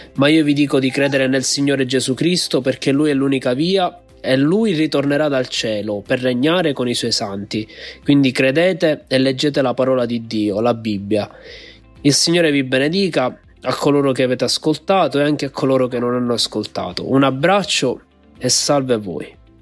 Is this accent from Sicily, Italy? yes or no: yes; Palermo, Sicily, Italy; vengo da Palermo.